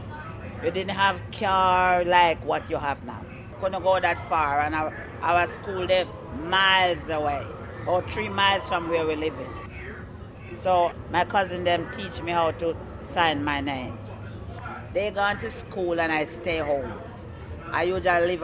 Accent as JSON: {"language": "English", "country": "Jamaica", "tie": "born or raised there", "moved": "as an adult", "said": "I was born in Jamaica"}